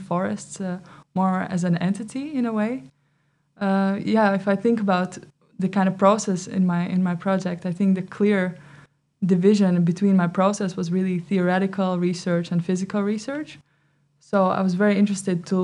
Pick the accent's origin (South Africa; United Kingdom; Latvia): Latvia; moved away as an adult; now in Netherlands; Originally I come from Latvia, but now I've been living for 4 years in the Netherlands.